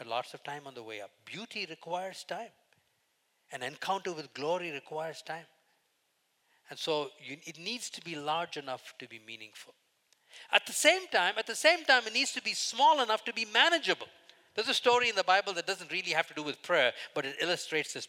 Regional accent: India; moved away as an adult; I grew up in India till the first 21 years

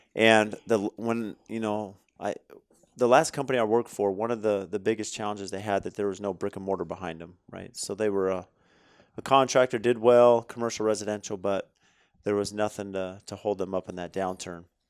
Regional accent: California, United States; growing up in California

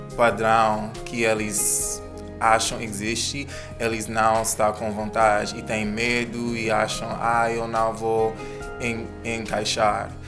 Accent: New York, United States; moved away; also born or lived in Jamaica; sou da Jamaica, mas cresci em Nova, Nova York

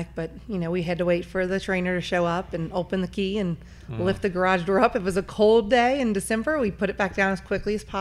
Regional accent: Northern Kentucky, United States; I grew up in Northern Kentucky, and so never really left

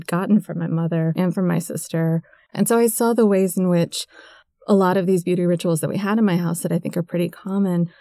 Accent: Tennessee, United States; moved away; where I grew up in Tennessee

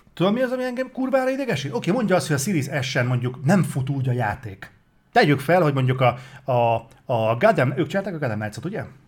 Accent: Hungary

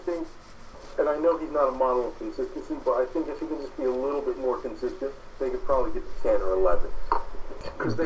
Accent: Philadelphia, Pennsylvania, United States; I am from Philadelphia

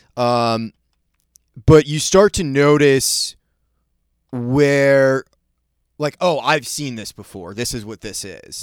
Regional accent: Maine, United States; when I was growing up in Maine

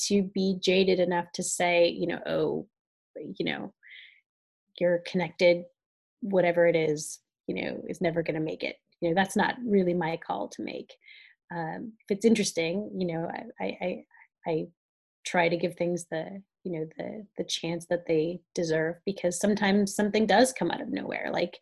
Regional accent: Northwest Ohio, United States; moved away; I grew up in extremely rural Ohio. I grew up in a town of about 6,000 people in Northwest Ohio, about an hour from Toledo

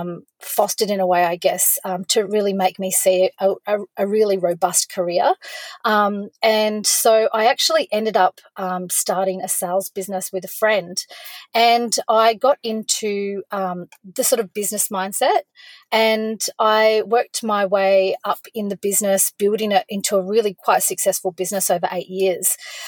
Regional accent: Cooktown, Queensland, Australia; also born or lived in Gold Coast / Cairns / Townsville / Brisbane; now in Victoria, Australia; I was born on the Gold Coast, but when my parents separated, we moved to Cooktown, which is far north Queensland, right up on Cape York Peninsula. And I lived up there for a while.

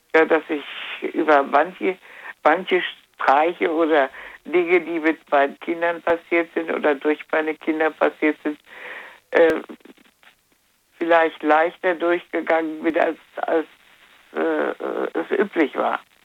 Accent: Wuppertal, North Rhine-Westphalia, Germany; now in Troisdorf, Germany; ich bin in Wuppertal ja geboren

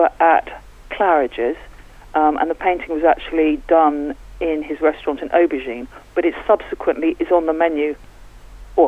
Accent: London, United Kingdom; moved away as an adult; now in Newlyn, United Kingdom; Actually, I'm from London. I moved to Cornwall about 15 years ago

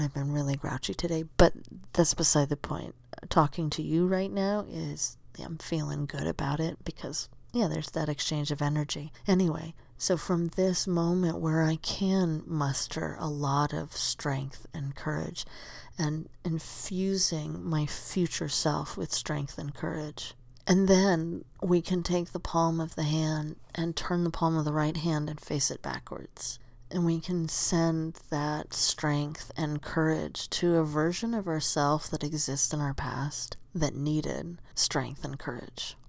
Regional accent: Southern Arizona, United States; moved away as an adult; also born or lived in Tucson; now in Oregon, United States; I grew up in Southern Arizona where it's just sunny all the time

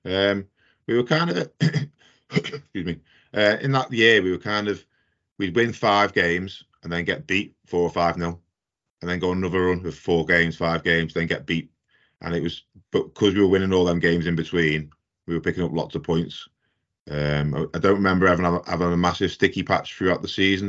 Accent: the Wirral, North West England, United Kingdom; moved away; I'm from the Wirral originally.

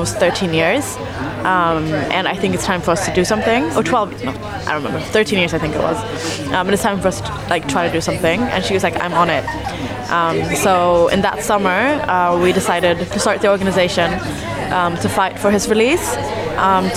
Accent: Sweden; now in London, United Kingdom; So I'm Eritrean in origin, but I was born in Sweden.

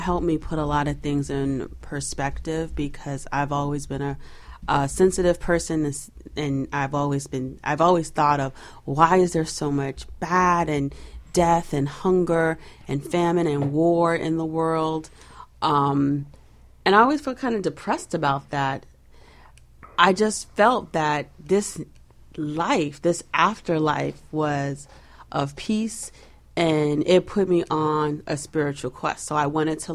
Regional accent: New York, United States; I'm from New York

